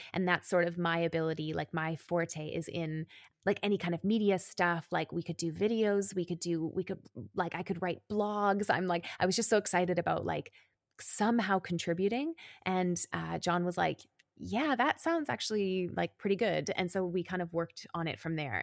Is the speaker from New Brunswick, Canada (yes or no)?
no; Calgary, Alberta, Canada; moved away as an adult; now in Berlin, Germany; I grew up in Canada. I am Canadian. I was in Calgary, which is a city in Alberta